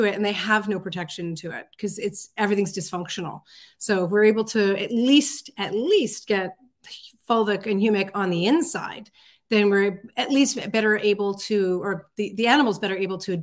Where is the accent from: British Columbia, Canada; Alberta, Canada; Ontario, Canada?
British Columbia, Canada; Vancouver Island; I grew up on Vancouver Island